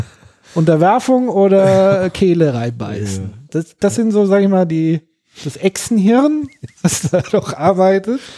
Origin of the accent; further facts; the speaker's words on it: Germany; bei uns in Deutschland